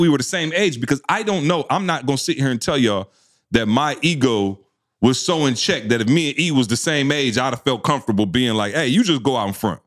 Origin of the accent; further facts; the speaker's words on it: Lansing, Michigan, United States; I'm from Lansing, Michigan